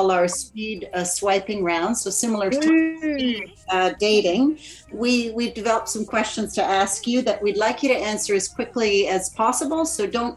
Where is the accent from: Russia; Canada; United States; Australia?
Canada; as a Canadian